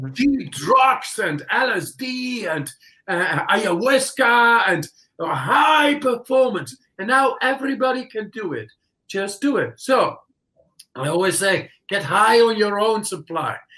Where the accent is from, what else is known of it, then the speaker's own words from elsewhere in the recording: Netherlands; English is a second language; moved away as an adult; now in Poland; I come from the Netherlands